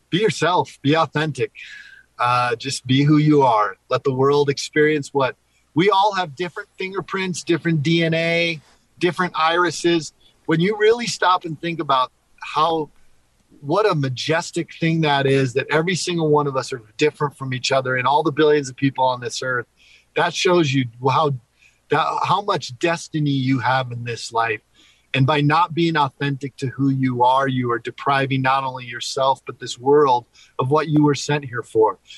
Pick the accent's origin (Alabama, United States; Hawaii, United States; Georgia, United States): Hawaii, United States; also born or lived in Philippines / Panama; I was born and raised in Hawaii, Philippines, uh, Panama.